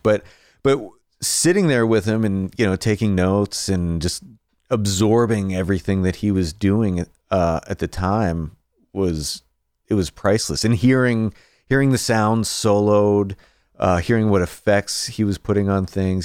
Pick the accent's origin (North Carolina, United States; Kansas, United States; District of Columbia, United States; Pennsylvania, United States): Pennsylvania, United States; Greensburg; moved away as an adult; now in Nashville, United States; I started off, uh, just outside of Pittsburgh in a town called Greensburg, P